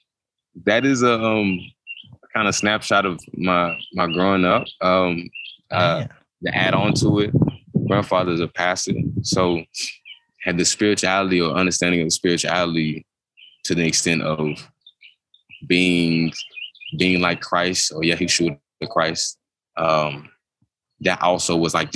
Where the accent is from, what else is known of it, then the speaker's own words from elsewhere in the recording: Duncanville, Texas, United States; I grew up in Duncanville specifically, but Duncanville is subsidiary to Dallas